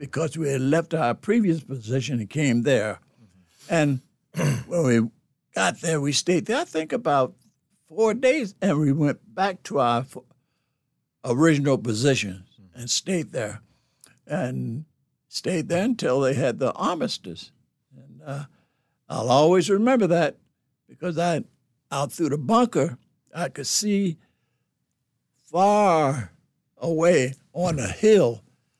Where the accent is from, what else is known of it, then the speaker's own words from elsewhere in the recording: Philadelphia, Pennsylvania, United States; moved away as an adult; my home state, Pennsylvania, Philadelphia, Pennsylvania